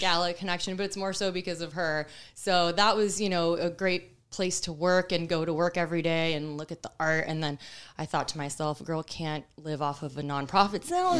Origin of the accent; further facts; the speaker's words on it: Miami, Florida, United States; moved away as an adult; now in Tampa Bay, United States; I was born and raised in Miami. I'm Cuban